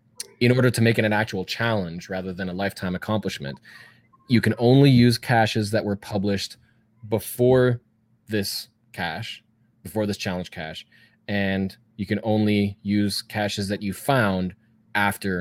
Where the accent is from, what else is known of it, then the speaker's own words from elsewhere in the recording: Canada; I'm Canadian. I got to say Z.